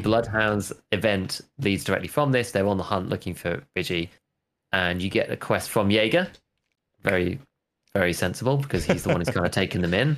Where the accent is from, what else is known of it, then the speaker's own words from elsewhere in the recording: United Kingdom; As a British person